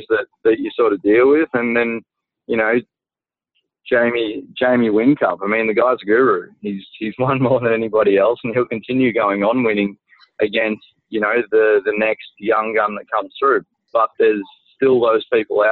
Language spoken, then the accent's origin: English; Gold Coast, Queensland, Australia; as a kid, I grew up on the Gold Coast watching that IndyCar race